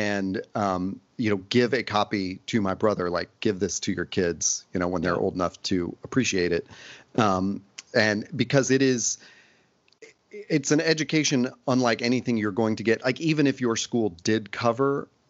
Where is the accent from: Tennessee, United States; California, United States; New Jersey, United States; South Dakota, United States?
Tennessee, United States; Nashville; I grew up in Nashville